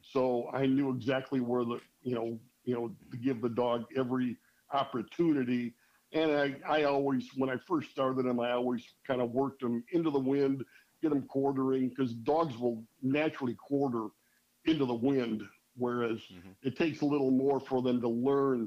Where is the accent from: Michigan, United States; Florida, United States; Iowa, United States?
Michigan, United States; Mount Clemens; moved away as an adult; also born or lived in Attica, Michigan; now in northeast Michigan, United States; I grew up in Mount Clemens, but both of my parents were from the Thumb, Deckerville, Sandusky, Snover area